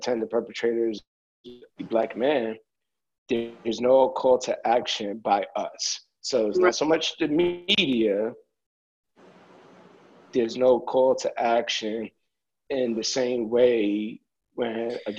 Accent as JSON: {"language": "English", "town": "New York City", "region": "New York", "country": "United States", "tie": "born or raised there", "said": "I live in the Bronx, I grew up, I live not too far from where I grew up at in the South Bronx."}